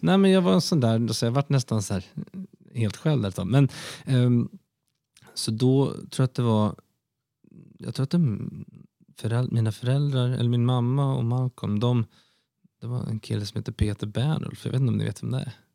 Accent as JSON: {"language": "Swedish", "country": "Sweden", "also_born_or_lived": "London", "said": "som svensk"}